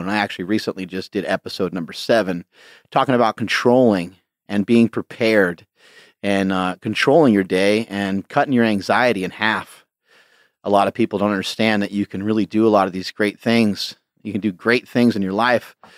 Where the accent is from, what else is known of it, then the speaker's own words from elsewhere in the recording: Poughkeepsie, New York, United States; I grew up in an area called Poughkeepsie, New York